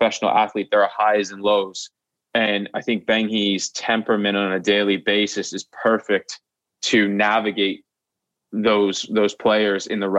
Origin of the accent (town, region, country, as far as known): United States